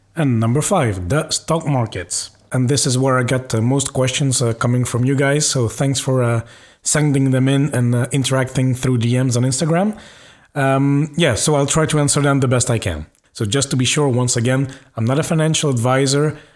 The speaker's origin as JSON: {"language": "English", "country": "Belgium", "moved": "yes", "lives_now": "Luxembourg", "said": "I'm from Belgium, I currently live in Luxembourg"}